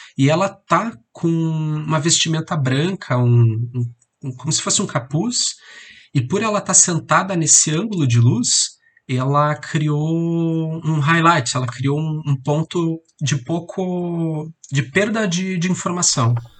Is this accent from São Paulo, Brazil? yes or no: no; Curitiba, Paraná, Brazil; eu sou aqui de Curitiba